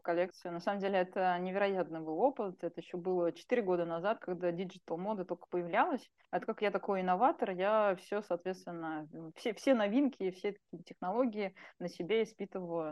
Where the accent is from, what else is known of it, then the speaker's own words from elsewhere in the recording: Russia; детство мое, ну, было, как бы, трудные времена, да, в России, еще тогда угу. я родилась в Советском Союзе